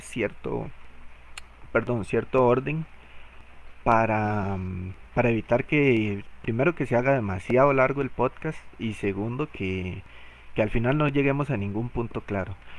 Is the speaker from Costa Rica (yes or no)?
yes; Costa Rica; soy de Costa Rica